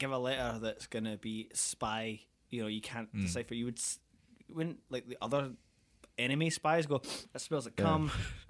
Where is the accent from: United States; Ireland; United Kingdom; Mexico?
United Kingdom; Scotland; I'm Scottish